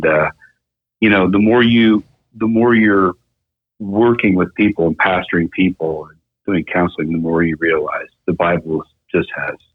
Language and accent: English; Mount Pleasant, Iowa, United States; also born or lived in Des Moines, Iowa; my hometown of Mount Pleasant. I'm from southeast Iowa. And so Julie and I left the place where we were born and raised and came up to the Des Moines area